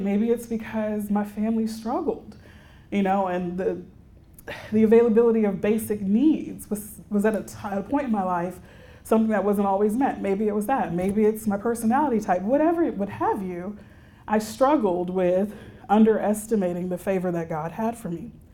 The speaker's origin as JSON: {"language": "English", "town": "Houston", "region": "Texas", "country": "United States", "tie": "born or raised there", "said": "I'm a native Texan. So I grew up in Houston"}